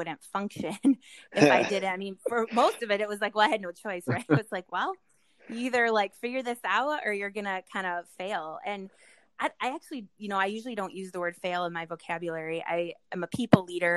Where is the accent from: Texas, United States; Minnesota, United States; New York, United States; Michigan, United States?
Minnesota, United States; We're from Minnesota or the Midwest